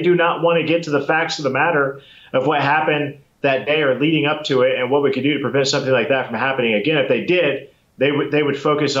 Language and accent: English; Columbia City, Indiana, United States; my hometown in Columbia City, Indiana.